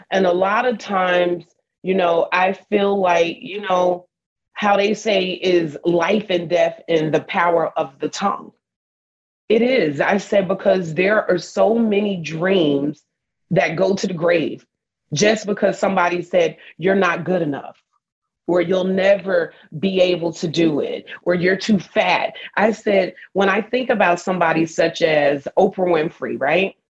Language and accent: English; New Jersey, United States; moved away as an adult; now in Texas, United States; I'm a girl from Jersey.